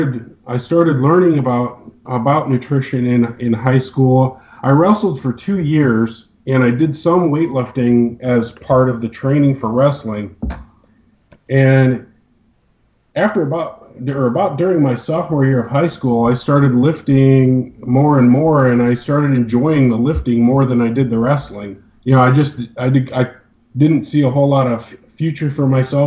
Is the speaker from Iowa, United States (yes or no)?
yes; Cedar Rapids, Iowa, United States; my story starts out in eastern Iowa. I grew up near Cedar Rapids.